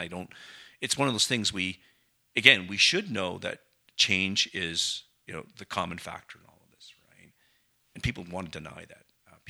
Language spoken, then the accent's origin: English; Canada; And as a Canadian, we don't think about moving to a different jurisdiction and a new job